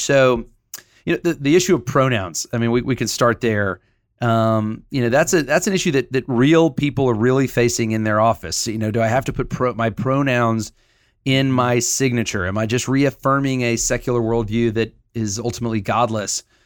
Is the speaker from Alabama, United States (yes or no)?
yes; Huntsville, Alabama, United States; I grew up in Huntsville, Alabama